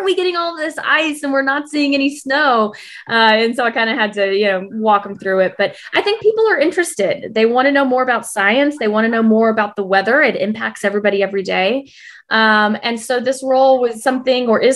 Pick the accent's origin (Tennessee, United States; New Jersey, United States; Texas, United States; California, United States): Texas, United States; moved away as an adult; also born or lived in New York City; now in Tulsa, United States; I'm born and raised in Texas